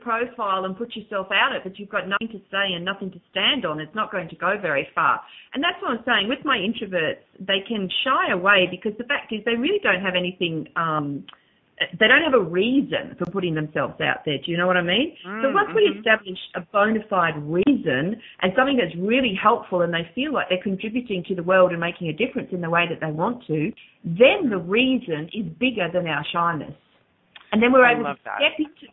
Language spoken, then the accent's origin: English; Australia; accent: Aussie; my Aussie accent